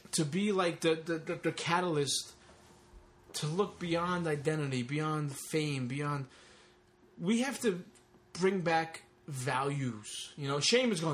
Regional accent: Long Island, New York, United States; also born or lived in Brooklyn, New York; as a teenager growing up in Long Island

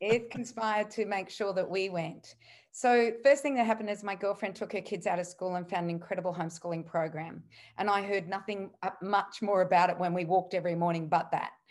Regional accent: Australia; being an Aussie back in the eighties

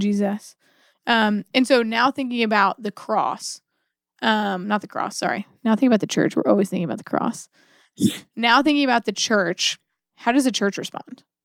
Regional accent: United States; as an American

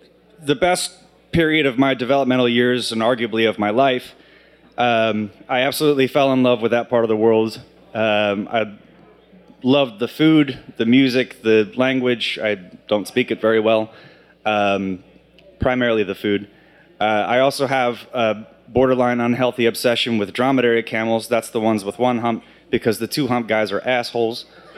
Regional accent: Texas, United States; also born or lived in South Carolina / Alabama / Mississippi / Bahrain; now in Pennsylvania, United States; ask where I'm from originally, I normally just say Texas because it's a lot easier to say than, well, I was born in South Carolina, but I don't have any memory of that because we moved to Texas and then to Alabama and then to Mississippi

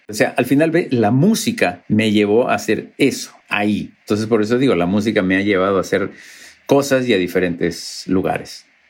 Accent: Lima, Peru; moved away; also born or lived in Cusco; Lima ha cambiado muchísimo, porque creo que hay 10 veces más la cantidad de gente que había cuando yo, yo me crié ahí

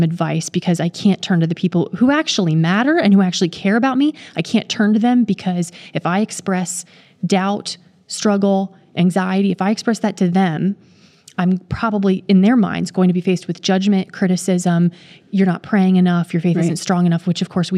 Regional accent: Maryland, United States; I was born and raised in Maryland, so I didn't go far working at North American Division

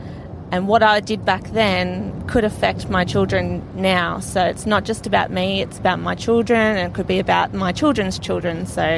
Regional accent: Sydney, New South Wales, Australia; from Sydney again.

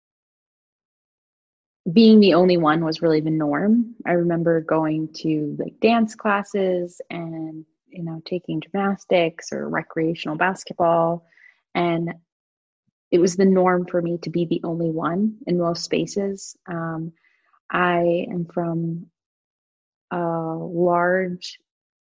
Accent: Hudson, New Hampshire, United States; moved away as an adult; also born or lived in Boston; now in Vermont, United States; I was born in Hudson, New Hampshire, a relatively small town about an hour north of Boston. And I lived there with my family until I turned 18.

